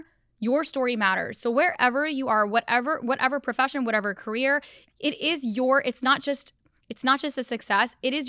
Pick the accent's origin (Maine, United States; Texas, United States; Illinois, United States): Texas, United States; I grew up in Texas. I drank Dr. Pepper.